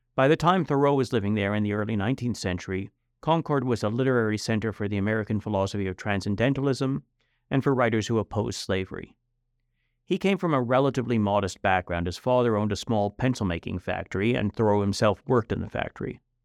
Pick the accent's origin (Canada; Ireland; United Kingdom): Canada; now in United States; I was born in Canada, but I'm a U.S. citizen. I became a U.S. citizen about 20 years ago after my kids were born.